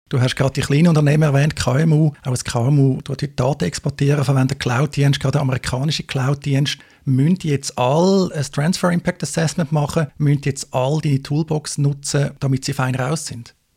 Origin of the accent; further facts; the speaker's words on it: Switzerland; in der Schweiz haben wir